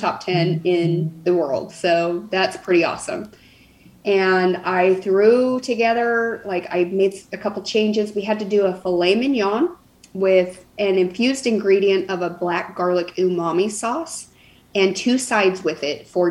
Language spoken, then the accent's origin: English; Arizona, United States; moved away as an adult; now in Nashville, United States; Arizona, but we live in Nashville now. We just moved to Nashville